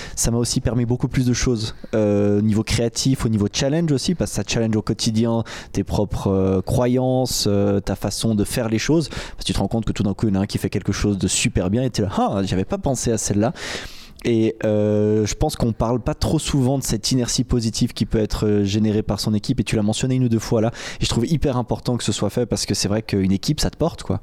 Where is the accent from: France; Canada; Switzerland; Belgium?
Switzerland; French-speaking Switzerland, Romandy; chez nous en Suisse romande